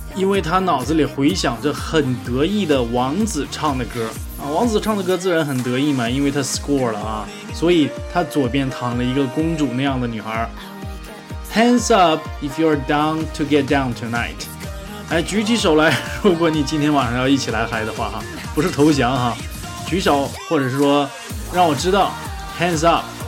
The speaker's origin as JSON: {"language": "Chinese", "country": "China", "said": "我们中国人"}